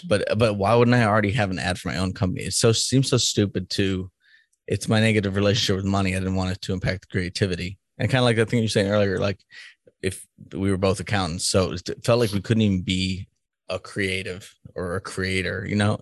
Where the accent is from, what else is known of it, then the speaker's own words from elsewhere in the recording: Boston, Massachusetts, United States; now in Kansas, United States; I'm from Boston, so I know that the difference a little bit living in a Democratic state